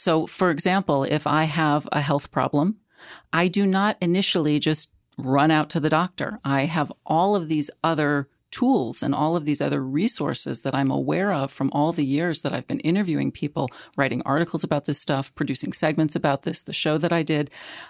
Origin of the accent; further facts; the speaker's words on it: St. Louis, Missouri, United States; moved away as an adult; also born or lived in New York / New England; And the truth is, the fact is actually, I'm a Midwesterner. Mm-hmm. I grew up in St. Louis, but I've lived in the Northeast since I was 18. I went to college at NYU.